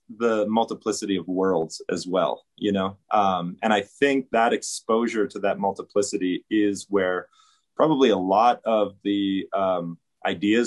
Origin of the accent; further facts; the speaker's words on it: Fort Yates, North Dakota, United States; moved away; also born or lived in Southwest United States; I was born on the Standing Rock Reservation in this little town called Fort Yates.